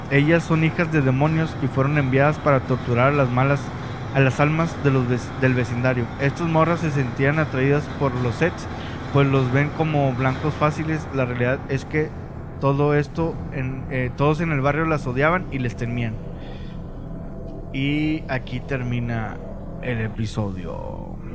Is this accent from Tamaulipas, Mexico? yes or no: no; Monterrey, Nuevo León, Mexico; somos de Monterrey